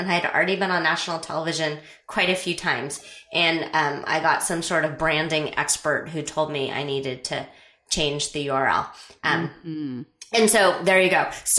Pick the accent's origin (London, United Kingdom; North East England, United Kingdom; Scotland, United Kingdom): Scotland, United Kingdom; because I'm Scottish and I don't want to pay for hosting.